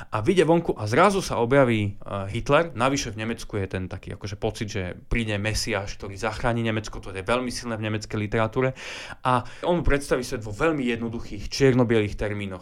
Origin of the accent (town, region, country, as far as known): Slovakia